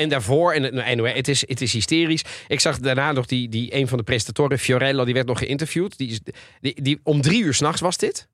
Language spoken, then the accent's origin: Dutch; Italy; ben Italiaans